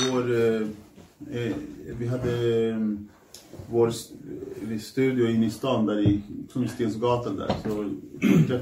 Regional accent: Norsborg, Stockholm County, Sweden; För att jag, jag var ändå från Norsborg.

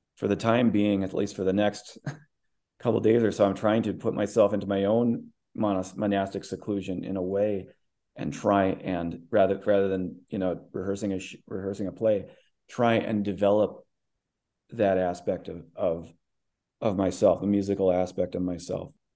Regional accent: Midwest, United States; I grew up in the Midwest

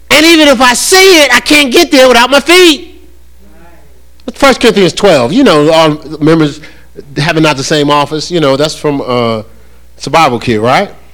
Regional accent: New Jersey, United States; now in North Carolina, United States; I am from New Jersey

